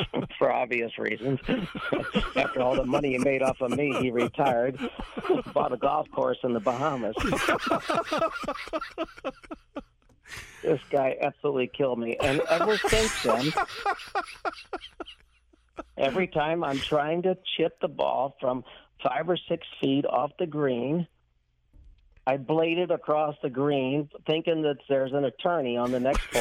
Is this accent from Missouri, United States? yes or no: yes; St. Louis, Missouri, United States; Right here in St. Louis.